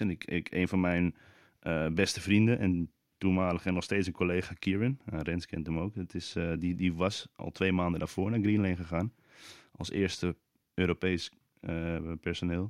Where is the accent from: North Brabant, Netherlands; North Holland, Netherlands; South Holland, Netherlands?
North Holland, Netherlands; Amsterdam; ik ben geboren op de Wallen in Amsterdam